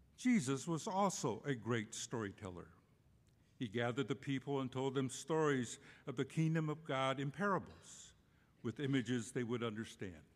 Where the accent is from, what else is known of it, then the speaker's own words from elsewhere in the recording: Cochiti Pueblo, New Mexico, United States; moved away; I was born and raised on the Cochiti Pueblo Indian Reservation in New Mexico